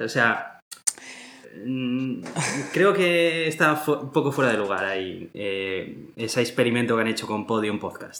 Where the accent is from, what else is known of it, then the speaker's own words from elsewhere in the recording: Basque Country, Spain; Somos buenos ciudadanos de Euskadi